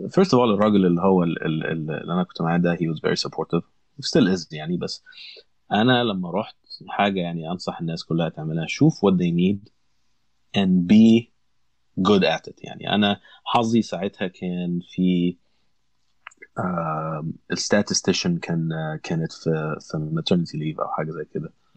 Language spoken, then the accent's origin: Arabic; Alexandria, Alexandria Governorate, Egypt; moved away as an adult; now in United States; انا انا اسكندريه